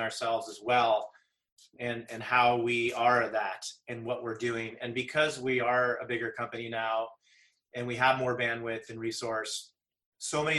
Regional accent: Santa Cruz Mountains, California, United States; I definitely was privileged growing up in the Santa Cruz Mountains, the mountains of Silicon Valley.

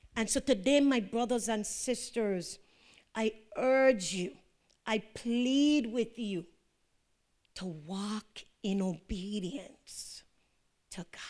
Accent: U.S. Virgin Islands; I'm from Saint John

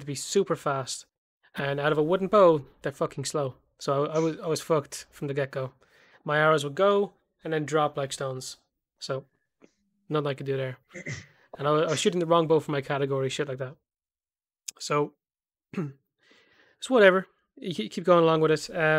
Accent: Ireland; I'm Irish

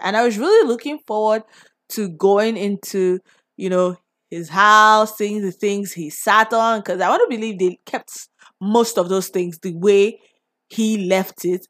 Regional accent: Nigeria; growing up in Nigeria, like, what it was like and what it has been like growing up here

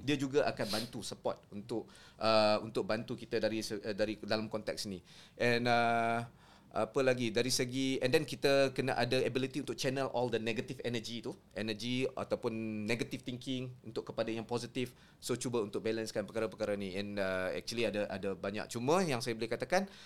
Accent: Kedah, Malaysia; saya orang Kedah lah kan. Hmm. Saya orang Kedah

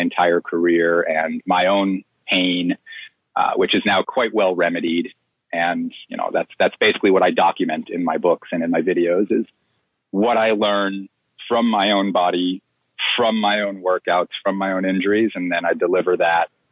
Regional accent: Plantation, Florida, United States; I grew up in Plantation. I lived there my whole life until I went to college

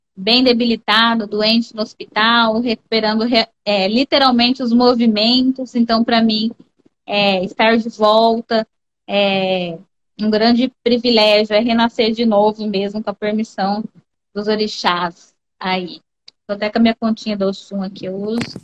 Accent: Vila Bela da Santíssima Trindade, Mato Grosso, Brazil; moved away; also born or lived in Cáceres / Cuiabá; Vila Bela da Santíssima Trindade. Minha cidade, minha terra, que me aquece o coração, gosto muito de falar de Vila Bela. Pois bem, Saí, viemos para Cáceres, minha mãe veio para Cáceres, é, estudei em Cáceres, depois vim para Cuiabá

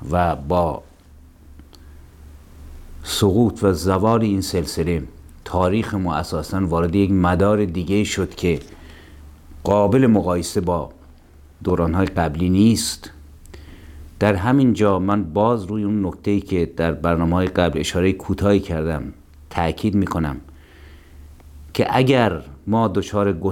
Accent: Iran

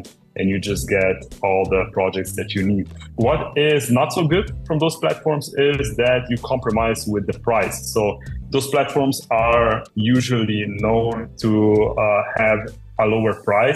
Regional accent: Slovenia; I'm from Slovenia

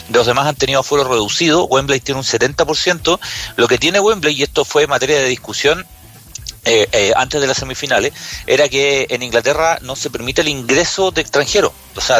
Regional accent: Curicó, Maule, Chile; yo que soy de Curicó, en Curicó, ¿no?

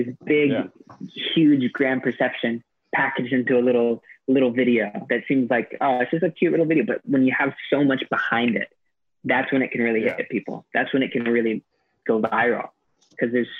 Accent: United States; moved away as an adult; now in Sri Lanka

